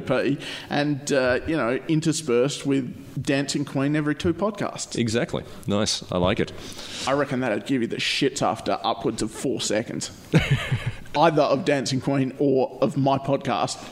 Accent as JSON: {"language": "English", "town": "Perth", "region": "Western Australia", "country": "Australia", "said": "And I'm like, \"Australia,\" and she's like, \"Oh, which part of Australia?\" And I'm like, oh, \"Perth,\""}